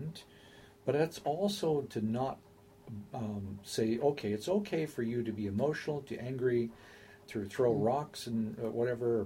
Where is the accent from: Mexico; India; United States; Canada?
United States; I'm an American